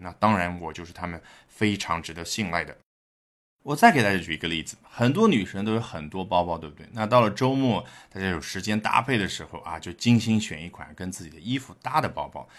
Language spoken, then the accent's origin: Chinese; China; 我们中国人